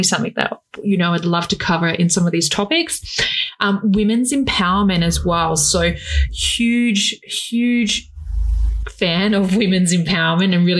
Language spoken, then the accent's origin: English; Australia; I am an Australian fashion designer